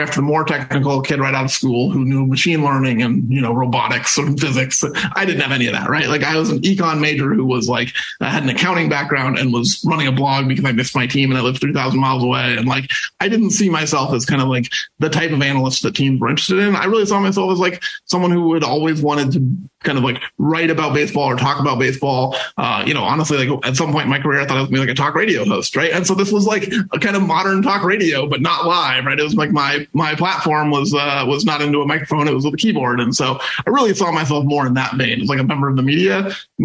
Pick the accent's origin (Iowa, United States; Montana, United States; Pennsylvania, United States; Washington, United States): Washington, United States; SeaTac; growing up in SeaTac, listening to games on the radio